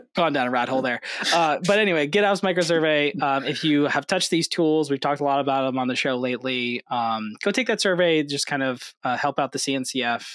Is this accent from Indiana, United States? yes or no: no; Hudson Valley, New York, United States; I grew up in the Hudson Valley, New York